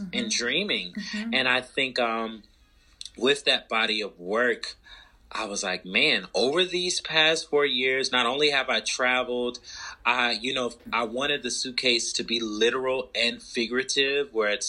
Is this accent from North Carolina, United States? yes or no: yes; Charlotte, North Carolina, United States; moved away as an adult; also born or lived in Atlanta; my hometown, Charlotte, to undergrad in Atlanta.